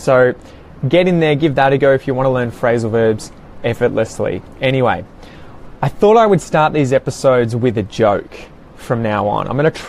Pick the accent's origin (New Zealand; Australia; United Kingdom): Australia